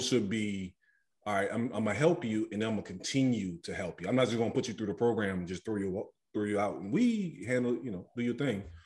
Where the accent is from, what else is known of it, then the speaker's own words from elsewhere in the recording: New Orleans, Louisiana, United States; growing up in New Orleans, I know we a different breed when it comes to liquor